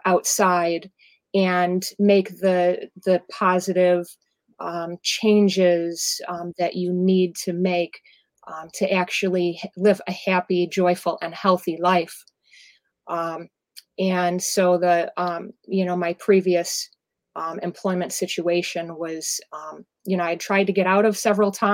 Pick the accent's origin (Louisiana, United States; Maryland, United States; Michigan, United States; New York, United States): New York, United States; Ellicottville; I am from the Western New York area, south of Buffalo in Ski Town, Ellicottville, New York